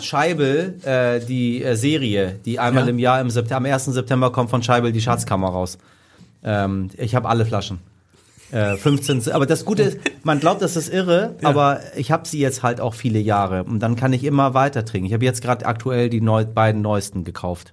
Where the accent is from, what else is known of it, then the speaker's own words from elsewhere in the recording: Iran; als Iraner